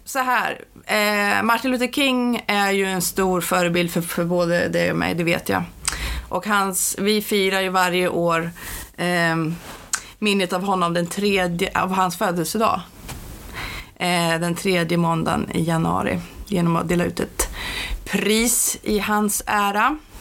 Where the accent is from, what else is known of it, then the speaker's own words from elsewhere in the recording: Umeå, Västerbotten County, Sweden; jag kommer från Umeå och kvinnorörelsen var väldigt stark när jag växte upp